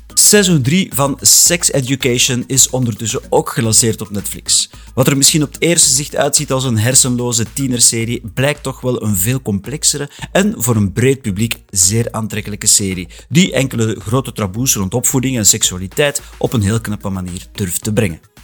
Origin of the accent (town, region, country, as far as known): Flanders, Belgium